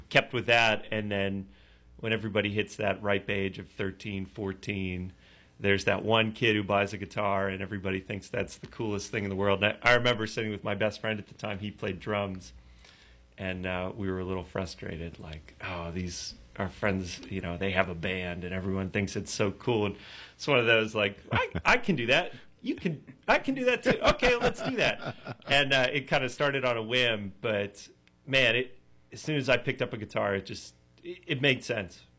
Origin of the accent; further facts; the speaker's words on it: Pittsburgh, Pennsylvania, United States; Pittsburgh, born and raised. I live in the city now